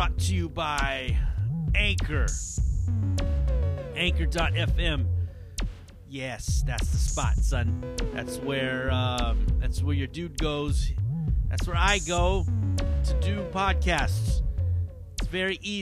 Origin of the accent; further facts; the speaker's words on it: Hayward, California, United States; the Boyle's Bistro Blowout in downtown Hayward. My show that I produce. You know, where we do comedy in my hometown.